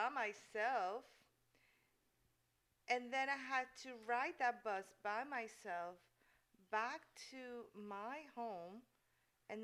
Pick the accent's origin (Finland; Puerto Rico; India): Puerto Rico; first language Spanish; English is a second language; moved away as an adult; now in San Antonio, United States; And I am from Puerto Rico. I was born and raised in Puerto Rico.